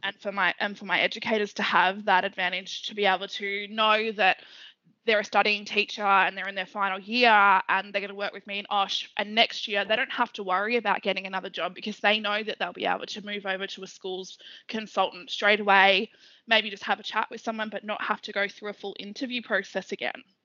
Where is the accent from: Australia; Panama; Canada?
Australia; Melbourne, Victoria; I grew up in Melbourne, eastern suburbs.